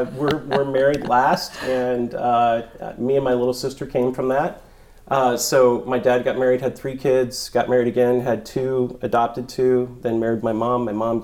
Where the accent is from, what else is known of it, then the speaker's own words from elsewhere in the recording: Merritt Island, Florida, United States; also born or lived in Columbus, Ohio; And I lived in Ohio until the age of 9. Then I moved to Merritt Island, Cocoa Beach, Florida, the Space Coast.